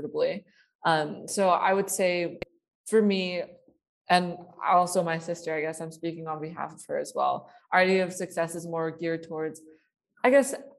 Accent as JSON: {"language": "English", "area": "Bay Area", "region": "California", "country": "United States", "tie": "born or raised there", "said": "I grew up in a very academically competitive area. I am from the Bay Area"}